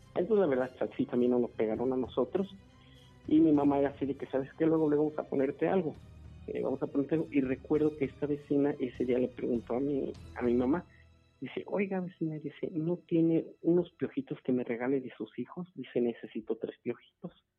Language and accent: Spanish; Celaya, Guanajuato, Mexico; also born or lived in Irapuato; cuando recién llegamos aquí a Celaya, porque eh, originalmente vinimos de Irapuato, este, cuando recién, eh, recién llegamos aquí a Celaya, llegamos alrededor de, yo tenía como unos seis años, comencé la primaria aquí en Celaya